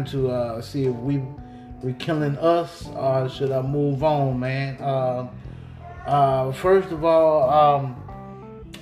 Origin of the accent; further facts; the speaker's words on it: the South, United States; I'm from the South, man. So you got a boy from the South on here